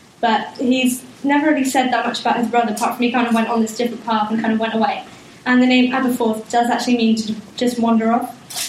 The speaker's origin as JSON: {"language": "English", "region": "South West England", "country": "United Kingdom", "said": "I'm from Cornwall"}